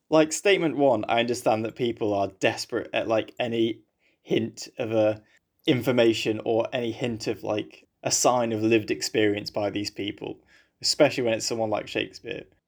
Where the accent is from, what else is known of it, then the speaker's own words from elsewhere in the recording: England, United Kingdom; I'm from England